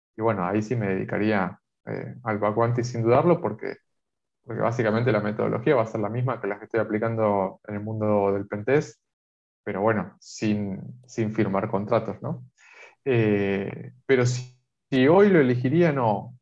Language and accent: Spanish; Argentina; acá en Argentina